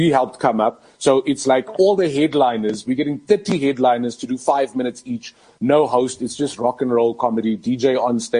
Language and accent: English; Johannesburg, Gauteng, South Africa; also born or lived in Boksburg / Nigel / Florida, Roodepoort; Growing up in El Dorado Park with an alcoholic father